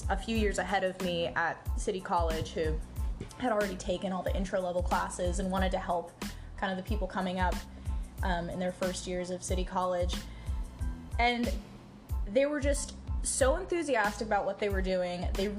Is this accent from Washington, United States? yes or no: no; California, United States; moved away; I'm from California.